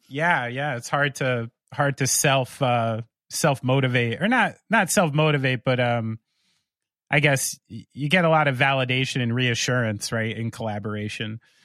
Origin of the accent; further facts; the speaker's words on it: United States; as an American